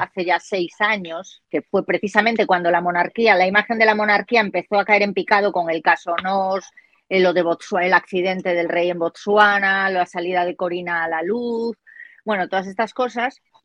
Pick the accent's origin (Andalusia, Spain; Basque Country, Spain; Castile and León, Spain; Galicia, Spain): Galicia, Spain; mi tierra, Galicia